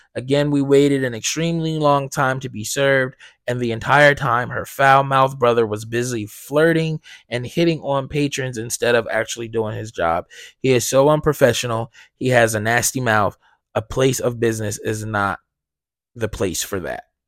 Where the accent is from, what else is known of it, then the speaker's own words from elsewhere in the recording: Blackwood, New Jersey, United States; I'm from, I'm from South Jersey. Like, I grew up in Blackwood, right? I don't live there anymore, but that's where I grew up